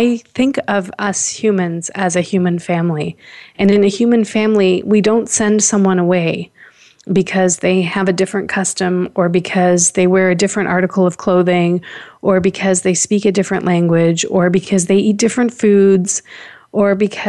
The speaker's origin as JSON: {"language": "English", "town": "Toronto", "region": "Ontario", "country": "Canada", "tie": "born or raised there", "said": "I was born here in Toronto."}